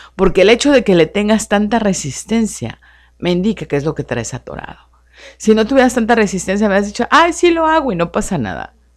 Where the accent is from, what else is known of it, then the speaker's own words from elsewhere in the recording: Mexico City, Mexico; also born or lived in Hermosillo; now in Tijuana, Mexico; como yo soy de la Ciudad de México